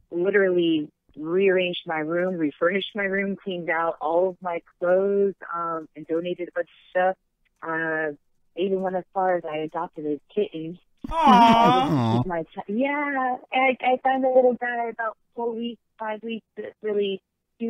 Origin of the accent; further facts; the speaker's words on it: Miami, Florida, United States; moved away as an adult; now in Los Angeles, United States; I grew up in Miami